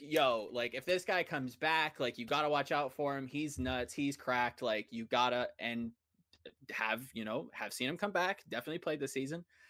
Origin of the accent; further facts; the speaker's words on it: United States; I'm speaking as an American